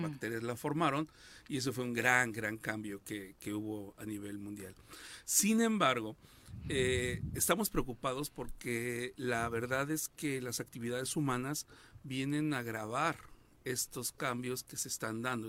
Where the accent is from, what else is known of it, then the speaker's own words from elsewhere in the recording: Cuernavaca, Morelos, Mexico; los que nacimos aquí en Cuernavaca